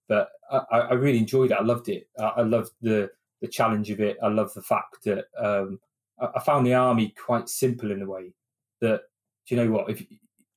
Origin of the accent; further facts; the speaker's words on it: Oxford, South East England, United Kingdom; moved away as an adult; now in Milton Keynes, United Kingdom; I'm not originally from here. I'm originally from Oxford.